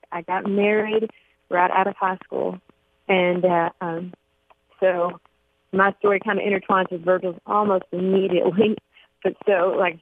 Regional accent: Coleman, Alabama, United States; now in Elizabethtown, United States; I grew up in Coleman, Alabama, just a small town halfway between Birmingham and Huntsville

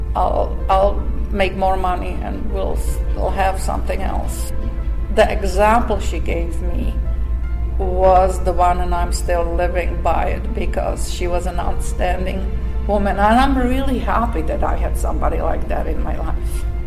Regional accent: Slovakia; English is a second language; moved away as an adult; also born or lived in Montreal, Canada; now in United States; from a little Slovak country

